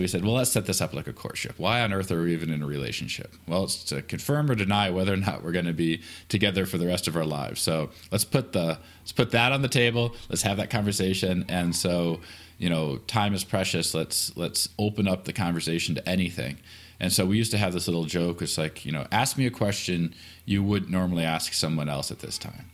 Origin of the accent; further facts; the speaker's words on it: Atlanta, Michigan, United States; moved away; I am from Michigan, a small town called Atlanta, Michigan, um, about an hour south of the bridge